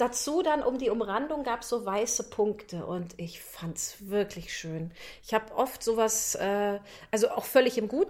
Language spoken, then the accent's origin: German; Rheinbach, North Rhine-Westphalia, Germany; ich komme ja aus Rheinbach